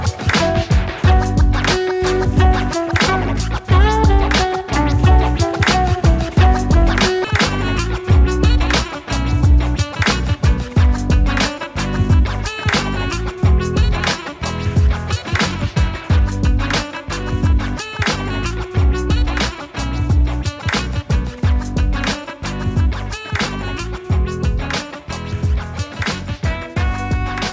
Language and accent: English; Minnesota, United States; I'm a Minnesotan girl. I know I have an accent